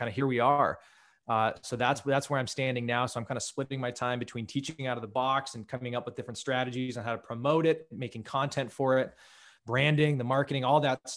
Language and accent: English; Menlo Park, California, United States; also born or lived in Santa Fe, New Mexico; I grew up in Menlo Park, Palo Alto. Like you mentioned before, say 20 miles south of San Francisco